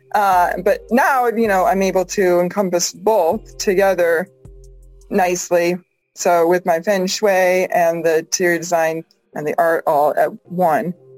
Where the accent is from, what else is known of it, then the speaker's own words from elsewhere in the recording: Massachusetts, United States; moved away as an adult; now in Vancouver, Washington, United States; I'm from Massachusetts.